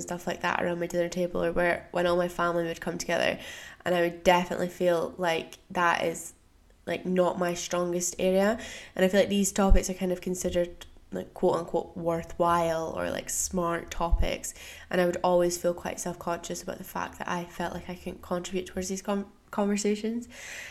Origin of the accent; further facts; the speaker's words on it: United States; born there; I was born in the States, so I have some tax responsibilities in the US